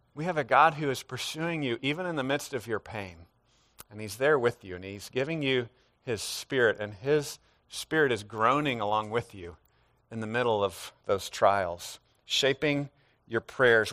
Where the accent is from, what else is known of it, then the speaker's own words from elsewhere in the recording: United States; as modern American people